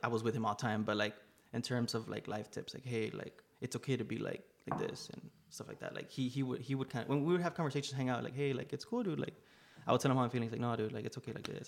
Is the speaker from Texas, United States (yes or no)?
yes; Laredo, Texas, United States; also born or lived in Rio Grande Valley, Texas / New York; I am born and raised in Laredo, Texas